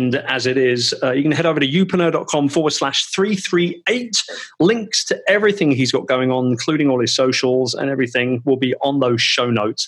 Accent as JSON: {"language": "English", "region": "London", "country": "United Kingdom", "tie": "born or raised there", "said": "my hometown of London"}